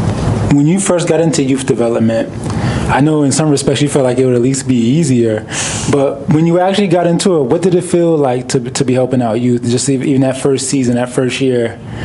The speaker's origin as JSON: {"language": "English", "town": "Hartford", "region": "Connecticut", "country": "United States", "tie": "born or raised there"}